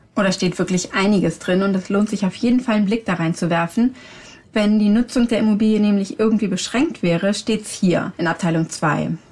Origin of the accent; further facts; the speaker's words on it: Hamburg, Germany; Bei uns in Hamburg